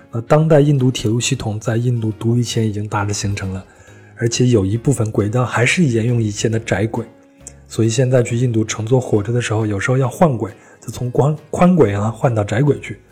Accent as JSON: {"language": "Chinese", "country": "China", "said": "我们中国人"}